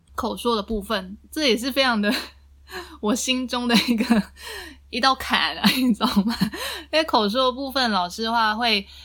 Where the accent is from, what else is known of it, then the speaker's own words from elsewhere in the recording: southern Taiwan, Taiwan; 因为我是南部人